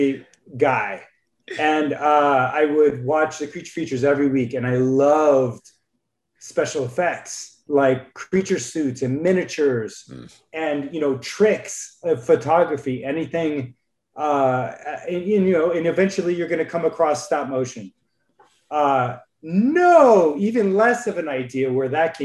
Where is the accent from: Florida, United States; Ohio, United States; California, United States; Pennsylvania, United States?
Florida, United States; moved away; I grew up in Florida in a really small town in my early years